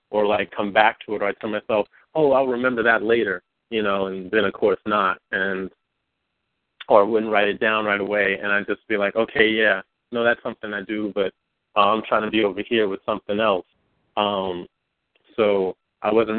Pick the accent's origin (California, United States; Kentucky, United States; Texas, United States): California, United States; Oakland; now in New York, United States; I'm from California. I reside in New York right now, but I'm from Oakland, California, from the town